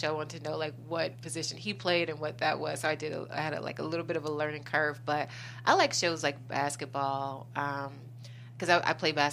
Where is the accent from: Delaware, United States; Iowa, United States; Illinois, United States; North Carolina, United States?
Illinois, United States; Chicago; I'm originally from Chicago.